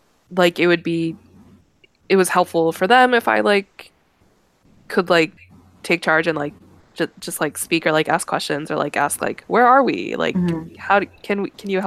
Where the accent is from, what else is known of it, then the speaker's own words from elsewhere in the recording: United States; I am from America